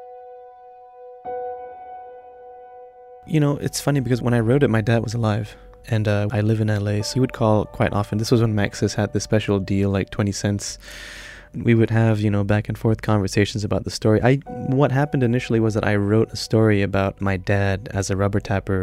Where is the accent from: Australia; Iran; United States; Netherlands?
Iran; moved away; I'm half Iranian, I'm half Malay. Growing up in Iran